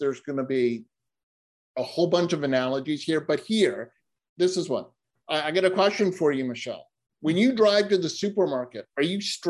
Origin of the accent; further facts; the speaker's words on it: New England, United States; And in fact, I grew up in New England where we have myopically small signs that are not lit at night, that usually have trees over them